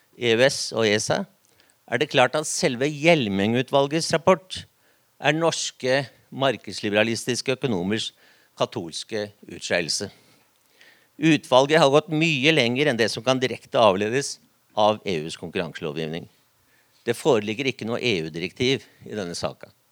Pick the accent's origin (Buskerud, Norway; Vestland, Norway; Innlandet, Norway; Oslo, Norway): Oslo, Norway; now in Vestfold, Norway; Heidi Nordby Lunde og jeg vi har én ting felles. Vi er fra Oslo. Men jeg har flytta til Vestfold.